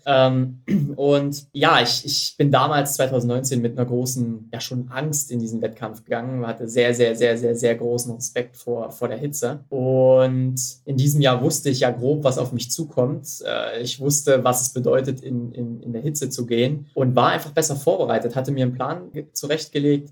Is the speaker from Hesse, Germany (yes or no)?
no; Mühlhausen, Thuringia, Germany; in Mühlhausen, in meiner, in meiner Geburtsstadt und Heimatstadt.